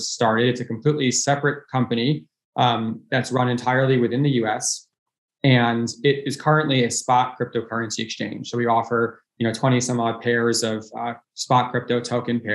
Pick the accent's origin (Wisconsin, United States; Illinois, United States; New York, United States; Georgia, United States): New York, United States; Dix Hills; also born or lived in Harvard (Massachusetts); I was born in New York City. I grew up in Long Island, New York